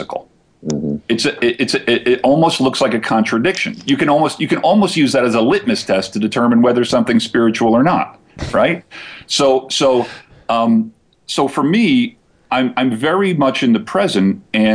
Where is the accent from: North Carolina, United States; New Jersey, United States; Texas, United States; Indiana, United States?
New Jersey, United States; moved away; I'm originally from Jersey.